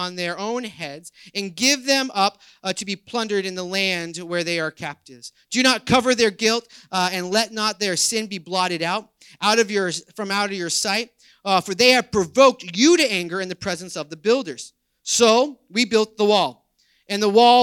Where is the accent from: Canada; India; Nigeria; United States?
United States; also born or lived in Toms River, New Jersey; we as American Christians